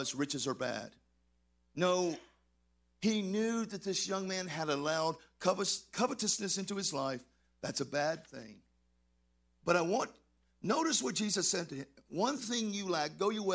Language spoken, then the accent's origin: English; Texas, United States; I'm from Texas